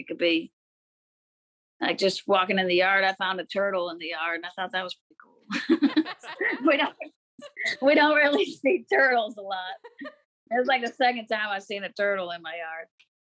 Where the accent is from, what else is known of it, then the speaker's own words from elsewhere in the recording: Pacific Northwest, United States; And also growing up in the Northwest with the evergreen trees.